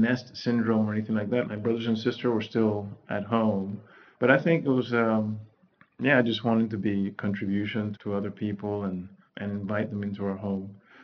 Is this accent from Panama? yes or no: yes; Panama; English is a second language; now in United States; growing up in Panama